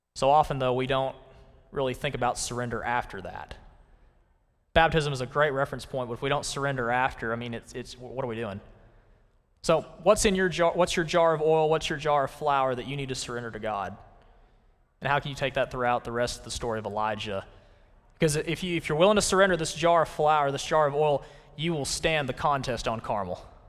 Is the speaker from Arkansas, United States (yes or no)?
yes; Conway, Arkansas, United States; I'm from Conway, Arkansas, and in, back in two thousand nine, I was in the second grade